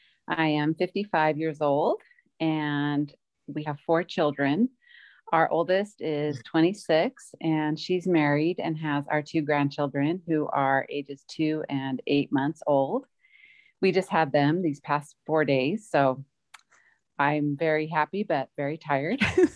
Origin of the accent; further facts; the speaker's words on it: Southern California, United States; moved away as an adult; also born or lived in Oregon; now in Northern Utah, United States; I grew up in Southern California. My husband grew up in Oregon, and we met in Oregon when we were in our late 20s. And we have lived in Utah now for, let's see, it'll be almost 21 years